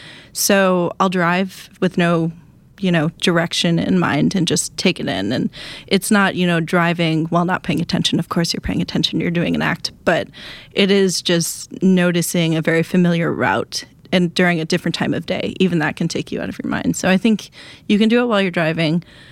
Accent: Wisconsin, United States; I'm trying to think, I'm from Wisconsin.

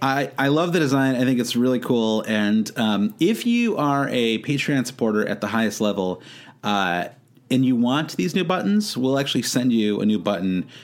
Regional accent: United States; as an American

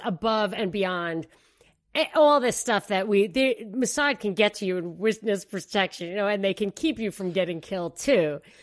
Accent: New York City, New York, United States; as a New Yorker

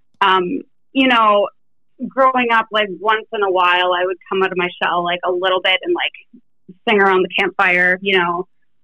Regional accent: Sudbury, Ontario, Canada; I actually went to a really cool high school. This is in Canada, by the way. I'm Canadian

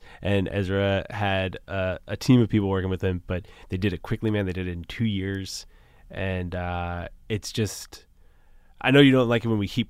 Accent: Boston, Massachusetts, United States; I grew up in Boston, and I am like a Celtics fan.

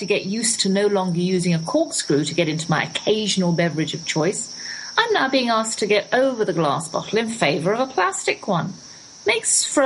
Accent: England, United Kingdom; moved away; also born or lived in United States

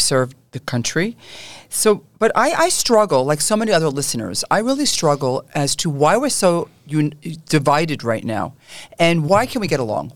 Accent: New York City, New York, United States; I grew up in Canarsie

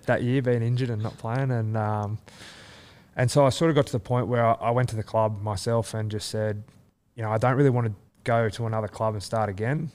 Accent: Leeton, New South Wales, Australia; also born or lived in Wagga Wagga / Canberra / Melbourne; now in Sydney, Australia; I grew up in Lytton

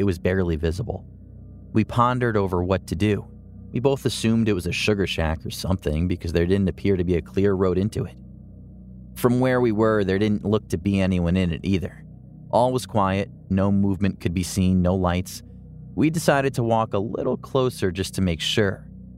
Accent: Ohio, United States; born or raised there

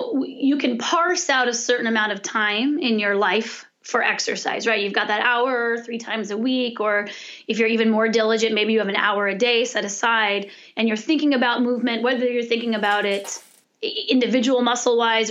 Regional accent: California, United States; I'm from California

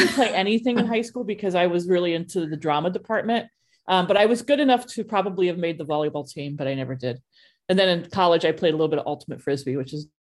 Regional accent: Ohio, United States; growing up in Ohio, of course, football was huge.

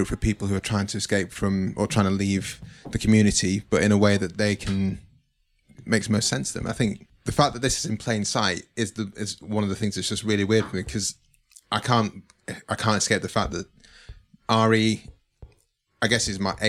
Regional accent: Manchester, North West England, United Kingdom; Where I grew up in Manchester, I kind of grew up in a very mixed community. So friends were Jewish, friends were Muslim of different kind of denominations.

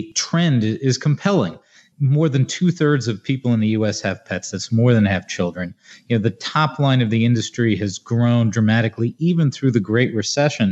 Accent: New Jersey, United States; my home state of New Jersey

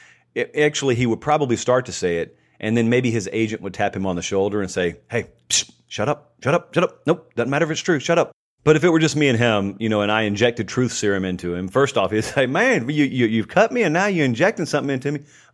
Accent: Georgia, United States; which is translated to mean that you can't immediately tell I'm from Harris County, Georgia. Now, don't get me wrong. I'm very proud of where I'm from.

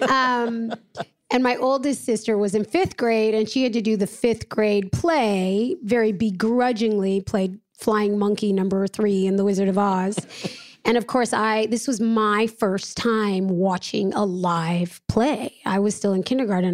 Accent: Los Angeles, California, United States; I was born and raised in Los Angeles, California

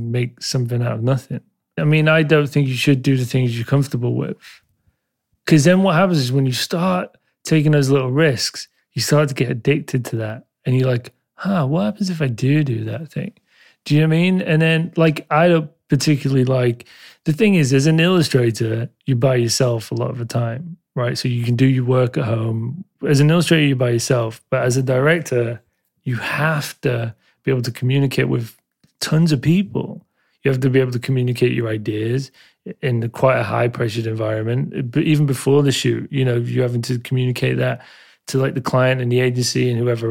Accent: Leeds, Yorkshire and the Humber, United Kingdom; now in London, United Kingdom; I was born in Leeds

